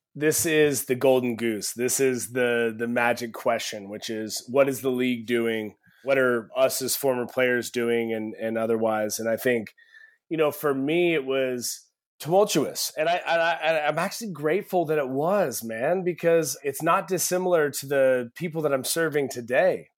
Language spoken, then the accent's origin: English; Eugene, Oregon, United States; growing up in Eugene, Oregon